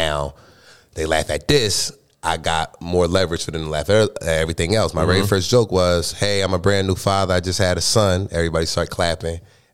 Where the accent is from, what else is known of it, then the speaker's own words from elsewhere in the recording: New Jersey, United States; moved away as an adult; also born or lived in Atlanta, Georgia; now in Los Angeles, United States; I'm born and raised in Jersey